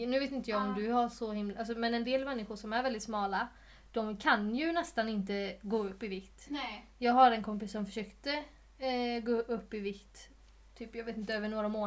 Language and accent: Swedish; Sweden; jag är ju svensk.